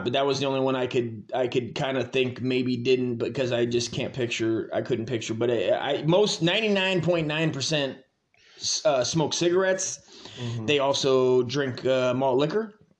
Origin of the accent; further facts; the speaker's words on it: Hesperia, California, United States; we grew up in Hesperia in a desolate desert of a shithole.